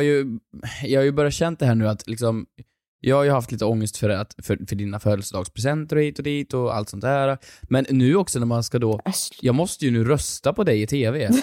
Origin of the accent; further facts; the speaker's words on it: Sunne, Värmland, Sweden; moved away; hemma i Sunne i Värmland